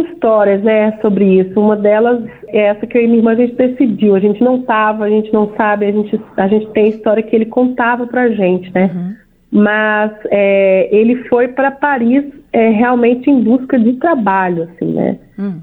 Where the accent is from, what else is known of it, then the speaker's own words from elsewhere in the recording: banks of the São Francisco River, Minas Gerais, Brazil; also born or lived in Belo Horizonte; Eu nasci em Belo Horizonte, eu e minha irmã, mas nós fomos criadas nesse lugar onde o nosso pai fez questão de mostrar pra gente que é parte de nós. Então, as barrancas do São Francisco